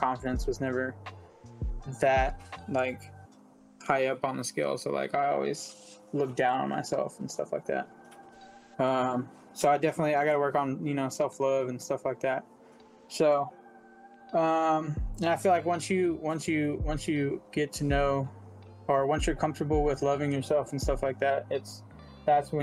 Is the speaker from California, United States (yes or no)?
yes; San Francisco or the Bay Area, California, United States; growing up in San Francisco or the Bay Area